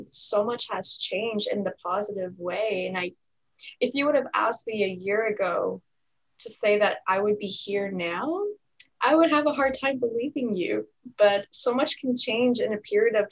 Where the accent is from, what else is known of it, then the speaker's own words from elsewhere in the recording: Canada; also born or lived in Ottawa, Ontario; I'm from Canada. I live in the city, I'm in the province of Ontario, and I live in the city of Ottawa.